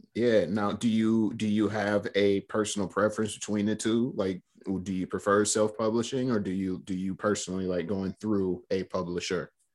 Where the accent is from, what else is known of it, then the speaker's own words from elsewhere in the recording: Flint, Michigan, United States; you mentioned Flint. That's, that's where we're both born and raised